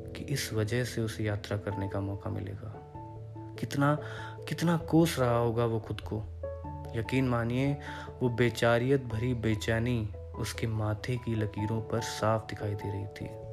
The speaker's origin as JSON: {"language": "Hindi", "town": "Mumbai", "region": "Maharashtra", "country": "India", "said": "मैंने कहा मुंबई"}